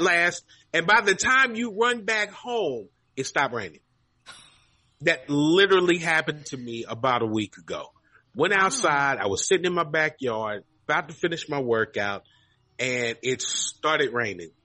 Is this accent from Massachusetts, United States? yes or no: no; Kentucky, United States; now in Texas, United States; I grew up in Kentucky